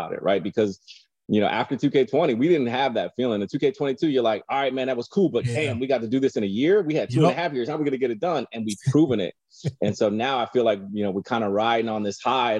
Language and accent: English; Bay Area, California, United States; I'm from the Bay Area